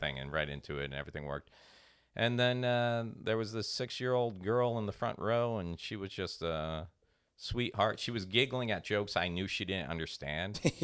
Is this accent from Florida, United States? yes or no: yes; Port St. Lucie, Florida, United States; my hometown, Port Saint Lucie